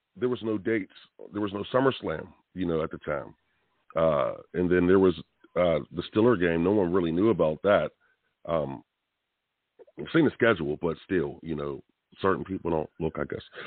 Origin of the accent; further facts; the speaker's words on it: Pittsburgh, Pennsylvania, United States; we're from Pittsburgh